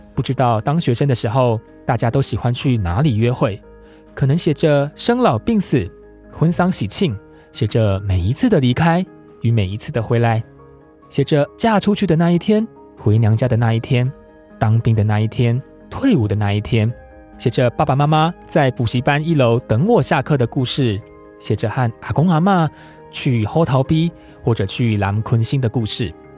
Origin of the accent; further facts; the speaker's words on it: Tainan, Taiwan; 我也一并回顾了自己从小在台南成长的记忆